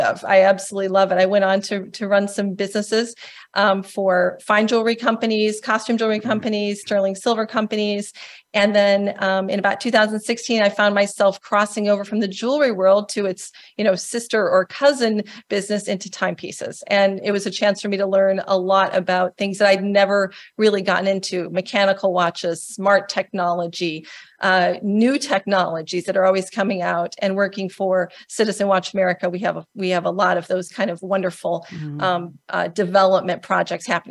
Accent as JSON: {"language": "English", "region": "Indiana", "country": "United States", "tie": "born or raised there", "said": "I actually am also a Midwesterner. I grew up in Indiana"}